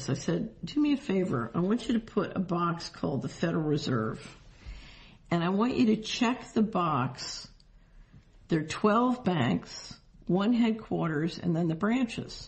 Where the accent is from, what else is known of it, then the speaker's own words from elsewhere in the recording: Philadelphia, Pennsylvania, United States; I grew up in Philadelphia